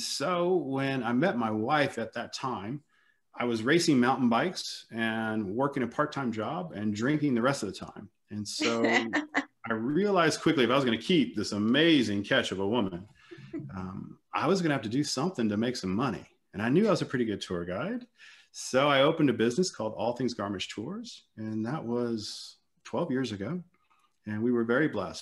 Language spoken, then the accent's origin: English; Lafayette, Louisiana, United States; moved away as an adult; also born or lived in Atlanta, Georgia / New Orleans / London; now in Germany; I'm originally from South Louisiana, Lafayette